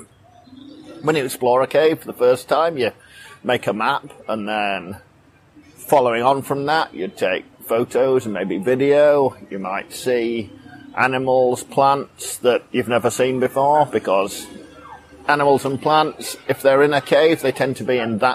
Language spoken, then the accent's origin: English; London, United Kingdom; moved away as an adult; also born or lived in Sheffield; now in Phong Nha, Vietnam; I grew up in London